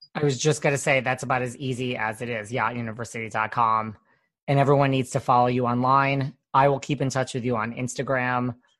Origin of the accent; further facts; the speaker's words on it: New York, United States; I'm from New York